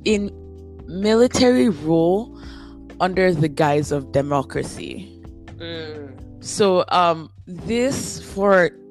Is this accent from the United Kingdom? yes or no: no; Nigeria; moved away as an adult; now in Canada; we are a Nigerian podcast, but then we're in the diaspora. So all three of us are in Canada and have been here for at least 7 years, some of us a bit more, but then we are Nigerians at the end of the day